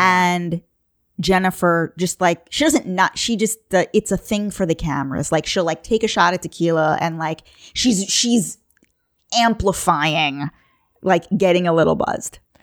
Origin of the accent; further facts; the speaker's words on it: Long Island, New York, United States; I'm from Long Island